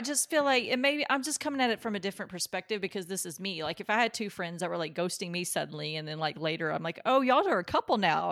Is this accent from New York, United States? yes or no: no; Kentucky, United States; my best friend growing up in Kentucky